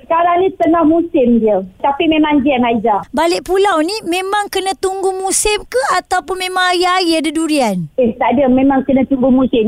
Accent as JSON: {"language": "Malay", "country": "Malaysia", "said": "kita sebagai rakyat Malaysia"}